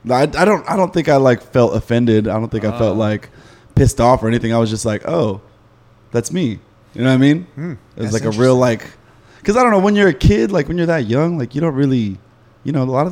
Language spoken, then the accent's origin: English; Laguna Niguel, California, United States; Laguna Niguel, like South County, Orange County.